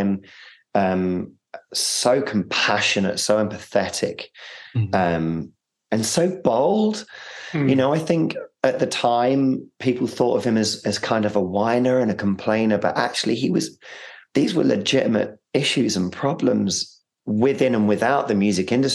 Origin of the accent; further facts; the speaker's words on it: London, United Kingdom; accent: North London; my North London accent